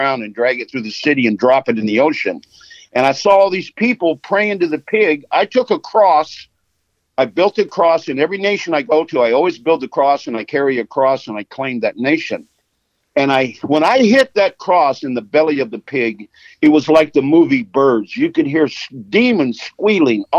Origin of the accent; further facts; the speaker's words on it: Los Angeles, California, United States; I was born in Los Angeles. I grew up without a father, but my mother would take me to Skid Row.